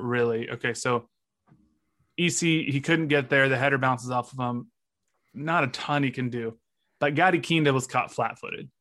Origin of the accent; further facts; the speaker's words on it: United States; I'm an American